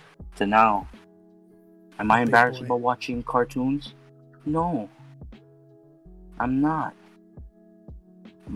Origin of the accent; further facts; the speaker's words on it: Waianae, Hawaii, United States; I'm from Hawaii, the islands of Oahu, from a city named Waianae, West Side